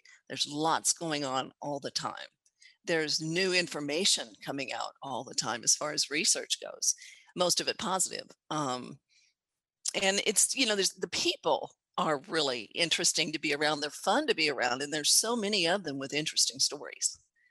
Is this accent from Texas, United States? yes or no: yes; Texas, United States; I'm a Texan, and I still live and work from Texas.